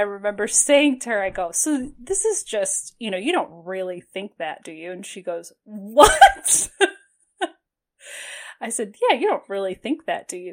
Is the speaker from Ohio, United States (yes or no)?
yes; Toledo, Ohio, United States; now in Cleveland, United States; I grew up in Toledo